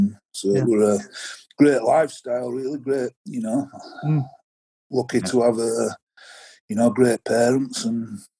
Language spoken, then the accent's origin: English; Halifax, Yorkshire and the Humber, United Kingdom; born or raised there; also born or lived in Oldham